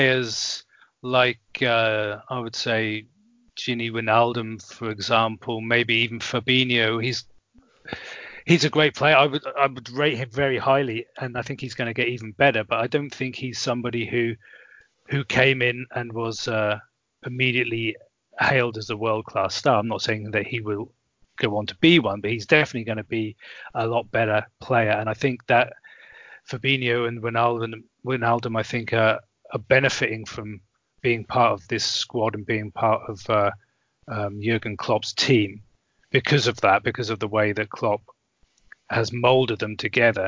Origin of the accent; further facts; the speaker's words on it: Norwich, East of England, United Kingdom; moved away; also born or lived in Germany; they're my hometown club. I would venture to say I was born there. I lived kind of nearby